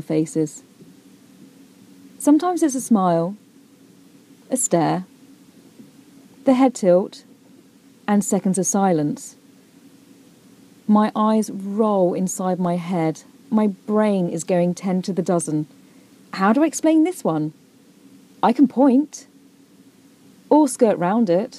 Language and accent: English; United Kingdom; moved away as an adult; now in United States; I am British